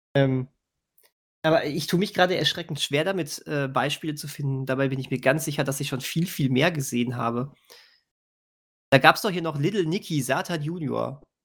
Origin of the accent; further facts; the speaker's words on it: Bönen, North Rhine-Westphalia, Germany; Ich komme aus Böhnen. Die Straßen hier sind ein Traum.